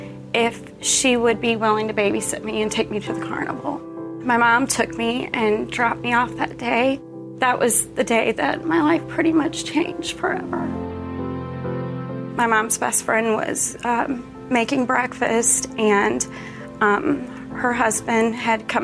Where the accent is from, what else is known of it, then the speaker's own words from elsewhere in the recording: Wake Forest, North Carolina, United States; I was raised in Wake Forest, North Carolina